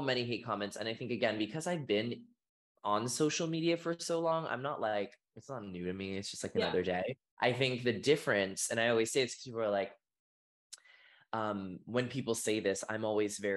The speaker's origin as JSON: {"language": "English", "town": "Boston", "region": "Massachusetts", "country": "United States", "tie": "born or raised there", "said": "I grew up in Boston, Massachusetts"}